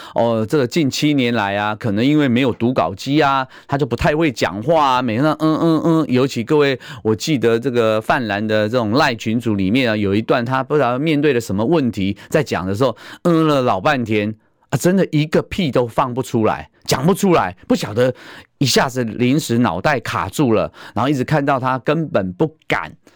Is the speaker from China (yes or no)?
no; Taiwan; 我们台湾人，啊，世界拼搏